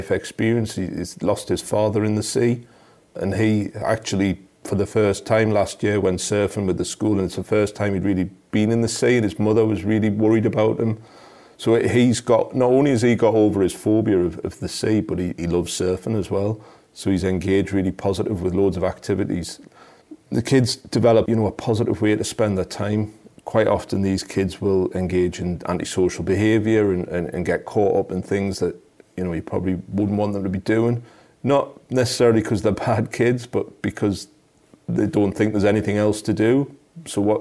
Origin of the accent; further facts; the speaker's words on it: South Shields, North East England, United Kingdom; I'm from South Shields, I live here, and these kids are all local